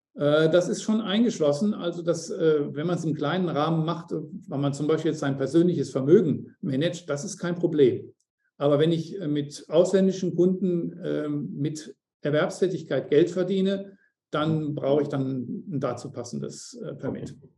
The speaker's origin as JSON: {"language": "German", "country": "Germany", "moved": "as an adult", "lives_now": "Mauritius", "said": "als Deutsche"}